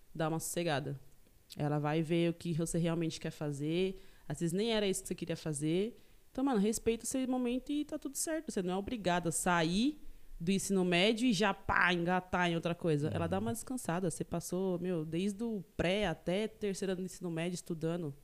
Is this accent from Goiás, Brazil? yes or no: no; Taboão da Serra, São Paulo, Brazil; also born or lived in São Sebastião, São Paulo; Eu nasci em São Sebastião, no litoral norte de São Paulo. É, e aí, meu, depois eu vim pra região do Taboão da Serra, zona sul de São Paulo. E faz vinte e tantos, 23 anos que eu moro aqui em Taboão